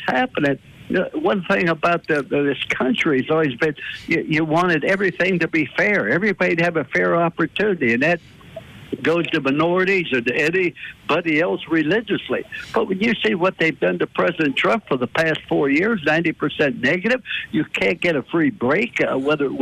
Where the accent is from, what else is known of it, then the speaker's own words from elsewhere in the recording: East Liverpool, Ohio, United States; moved away; I was raised in East Thurpe, Ohio, which was 1 mile from the western Pennsylvania border.